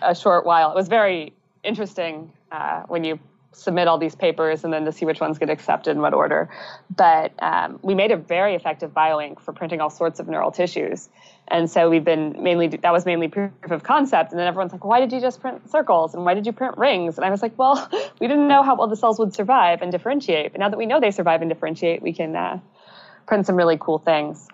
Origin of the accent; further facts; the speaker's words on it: United States; moved away as an adult; now in British Columbia, Canada; I'm originally from the States